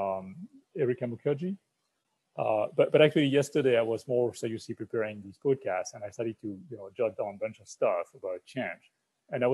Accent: France; moved away as an adult; now in United States; as a French person living in the US, and I've been living in the US for 20 years, I'm now an American citizen

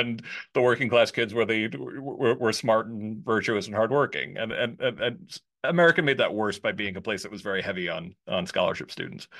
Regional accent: suburbs of New York, United States; now in Washington, D.C., United States; I was born in New York, but I grew up in the burbs

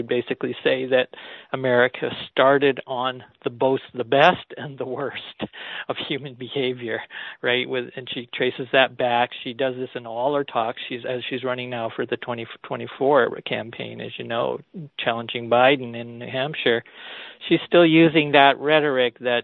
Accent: Canada; as a Canadian

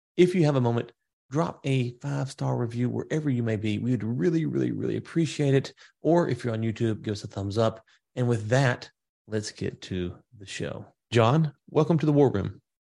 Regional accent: Louisiana, United States; now in Texas, United States; I'm in Texas. I'm from Louisiana originally

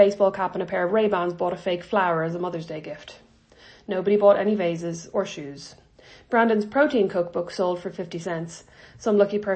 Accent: Ireland; moved away; I'm Irish

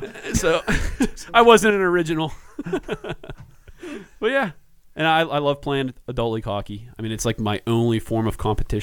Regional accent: Oakdale, Pennsylvania, United States; born and raised in Oakdale, I mean, I never wanted to leave. All my buddies are from there. No one leaves.

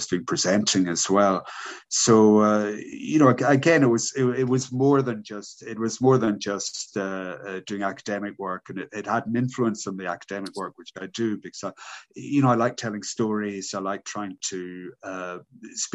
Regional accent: Isle of Lewis, Outer Hebrides, Scotland, United Kingdom; moved away; I'm from Scotland. I was brought up on the island of Lewis in the Outer Hebrides.

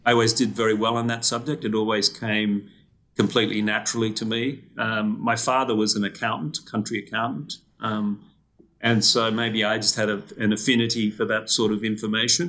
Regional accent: Australia; moved away; I did what a lot of Australian kids

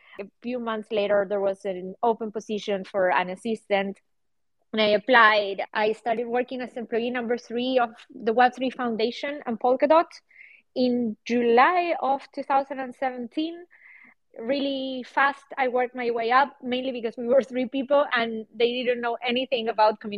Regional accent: Buenos Aires, Argentina; now in Berlin, Germany; I live in Berlin and I'm from Buenos Aires, Argentina

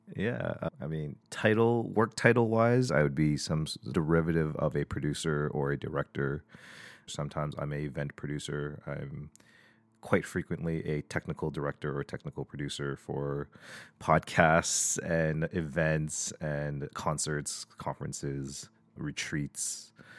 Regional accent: Toronto, Ontario, Canada; I was born and raised in, in Toronto, in Scarborough.

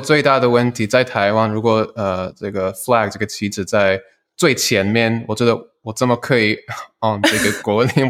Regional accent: Switzerland; Chinese is a second language; moved away; also born or lived in United States / Taiwan; 我在，呃，瑞士长大，然后在美国念书，然后在很多不同的，呃，高尔夫球场工作。呃，然后我从二零一九年到二零二一年住在台湾

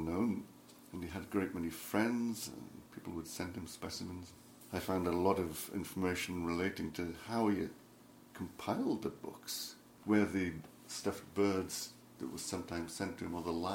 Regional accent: Tyneside, North East England, United Kingdom; I was born on Tyneside. I'm a Geordie, is what they call the people from Tyneside

